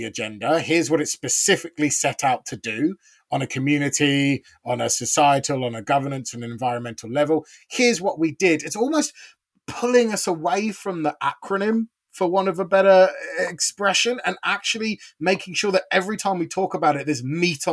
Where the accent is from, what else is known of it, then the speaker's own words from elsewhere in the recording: United Kingdom; now in South Africa; a Brit by birth